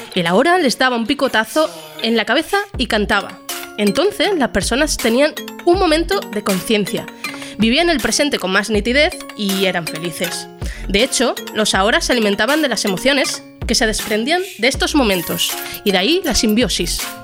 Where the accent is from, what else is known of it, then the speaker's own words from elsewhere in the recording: Extremadura, Spain; nosotros somos extremeños